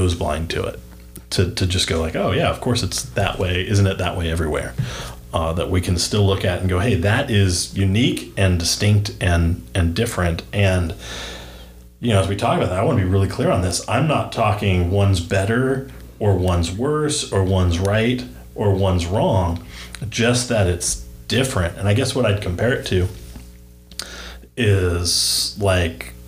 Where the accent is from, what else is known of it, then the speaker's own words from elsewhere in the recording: Southern California, United States; moved away as an adult; now in Northwest Arkansas, United States; my family and I moved from Southern California, where we'd lived really our entire lives.